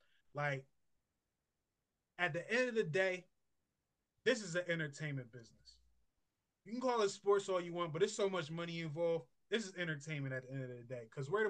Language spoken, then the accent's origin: English; New Jersey, United States; I lived in Jersey. I'm from Jersey. I live in Jersey. I lived in Jersey, South Jersey. You know, shout out to South Jersey. And we right next to Philly.